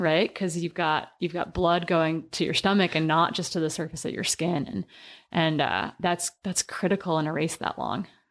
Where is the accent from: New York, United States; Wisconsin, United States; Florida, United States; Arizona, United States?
Wisconsin, United States; I grew up in the Midwest and we were kind of required to do three sports growing up, but kept us out of trouble in Wisconsin in the small town